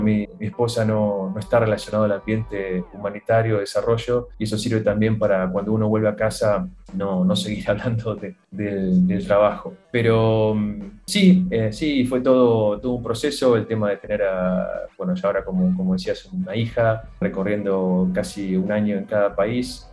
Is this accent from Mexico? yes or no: no; Neuquén, Argentina; moved away as an adult; now in Sudan; Yo soy de, de Neuquén